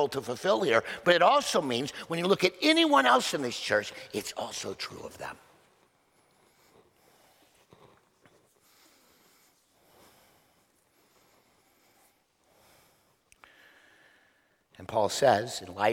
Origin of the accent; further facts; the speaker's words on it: Oklahoma, United States; moved away; I was born in Oklahoma